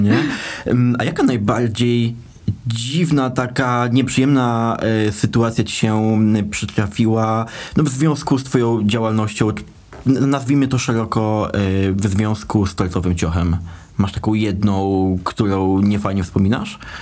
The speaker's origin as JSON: {"language": "Polish", "town": "Dębica", "region": "Subcarpathian Voivodeship", "country": "Poland", "said": "nazwę naszego miasta podkreślę, do Dębicy"}